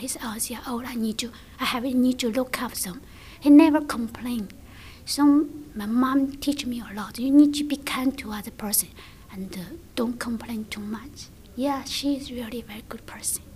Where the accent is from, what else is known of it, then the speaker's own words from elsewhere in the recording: China; English is a second language; moved away as an adult; now in Australia; I come from China. I have been here five years already